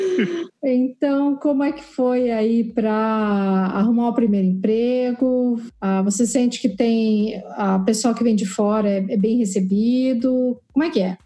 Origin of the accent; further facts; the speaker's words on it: Curitiba, Paraná, Brazil; also born or lived in São José; now in Toronto, Canada; eu sou de Curitiba, eu morava em São José